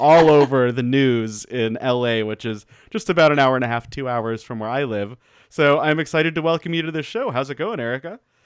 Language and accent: English; Denver, Colorado, United States; also born or lived in Portland, Oregon; now in Ventura, United States; I grew up in Denver